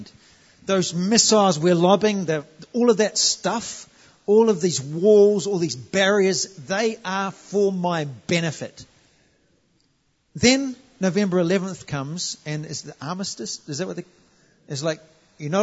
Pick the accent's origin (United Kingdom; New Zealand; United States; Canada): New Zealand; moved away as an adult; I'm from New Zealand. We're part of the colonies